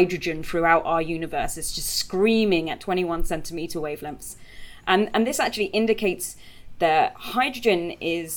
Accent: United Kingdom; we're all British

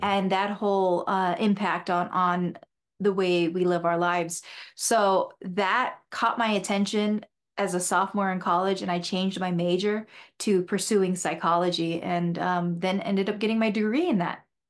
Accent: Sierra Vista, Arizona, United States; I was born in Sierra Vista Hospital, and I grew up there, had a brother and a sister, and many friends

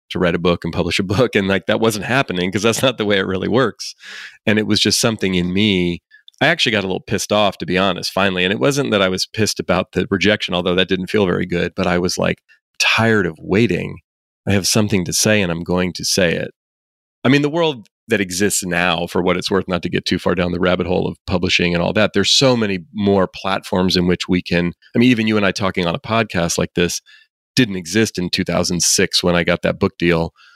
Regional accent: Oakland, California, United States; I actually grew up here in the Bay Area where I still live. I grew up in Oakland

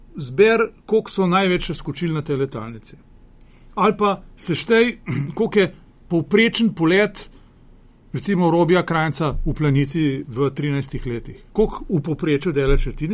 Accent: Slovenia; Slovenci smo

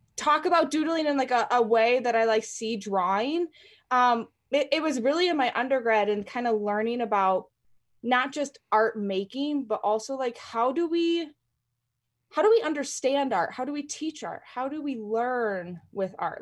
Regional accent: North Central Illinois, United States; moved away as an adult; now in Colorado, United States; I, I grew up in Illinois, and I went to school out in Illinois.

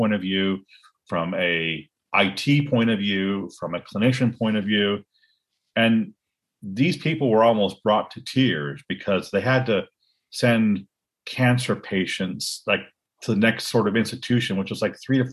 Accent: Cupertino, California, United States; I grew up in Silicon Valley.

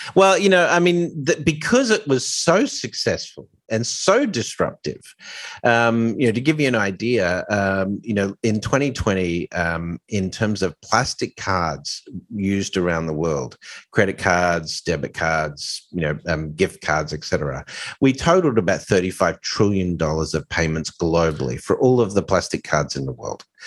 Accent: Australia; also born or lived in Hong Kong / Dubai; now in New York, United States; obviously I'm Australian

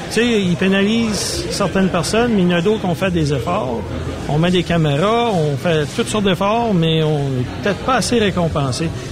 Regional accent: Edmundston, New Brunswick, Canada; also born or lived in Saint-Louis-du-Ha! Ha!; je suis natif d'Edmundston

